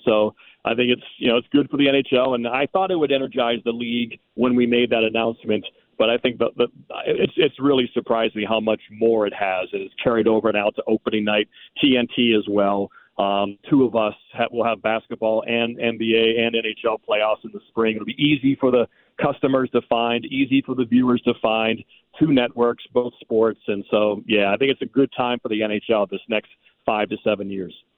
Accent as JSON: {"language": "English", "town": "Pittsburgh", "region": "Pennsylvania", "country": "United States", "tie": "born or raised there", "said": "I grew up around the Pittsburgh area"}